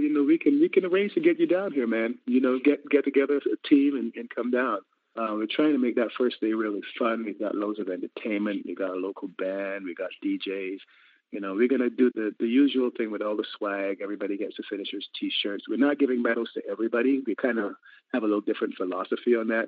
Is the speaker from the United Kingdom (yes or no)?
no; Barbados; I'm in Barbados. I'm from Barbados